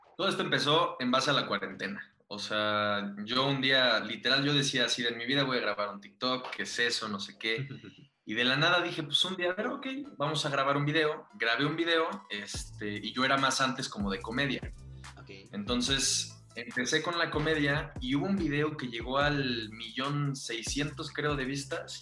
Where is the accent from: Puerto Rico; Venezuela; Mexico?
Mexico; Monterrey, Nuevo León; moved away; yo soy de Monterrey, yo nací en Monterrey, me mudo, me mudo para acá con mi familia